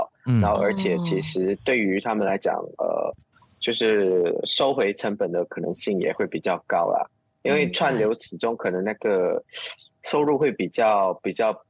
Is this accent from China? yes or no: no; Muar, Johor, Malaysia; 呃，也是啊，就是反正我们就是马来西亚人，就比较青菜一点